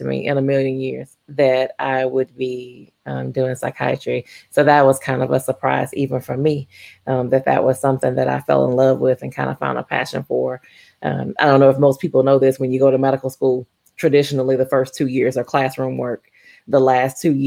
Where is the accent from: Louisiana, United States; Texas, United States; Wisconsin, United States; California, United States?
Louisiana, United States; Baton Rouge; moved away as an adult; now in Oklahoma, United States; I am born and raised in Baton Rouge, Louisiana.